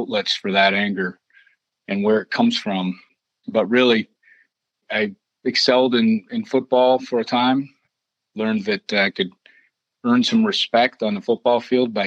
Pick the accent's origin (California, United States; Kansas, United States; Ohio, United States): Ohio, United States; Cleveland; moved away as an adult; also born or lived in Columbus, Ohio / Tampa, Florida; I grew up in Cleveland, Ohio, suburbs.